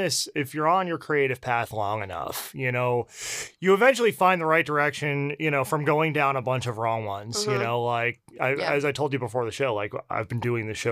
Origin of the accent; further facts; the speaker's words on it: New Jersey, United States; Yeah, I can say this being from the Northeast, what a difference between the West Coast and Northeast. I'm from New Jersey.